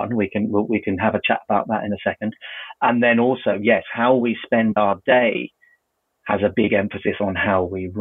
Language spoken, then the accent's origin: English; United Kingdom; we're British